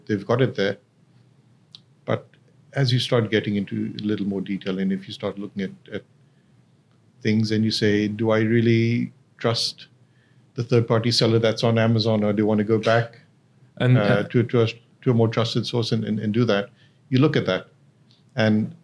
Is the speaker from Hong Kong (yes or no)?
yes; Hong Kong; now in Dubai, United Arab Emirates; I grew up in Hong Kong